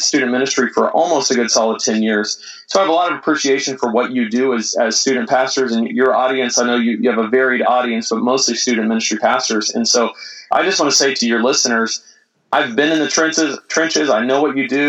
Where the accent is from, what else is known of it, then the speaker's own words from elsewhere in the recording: Mustang, Oklahoma, United States; I grew up in Oklahoma City, a little suburb of Oklahoma City called Mustang, which is just southwest of Oklahoma City.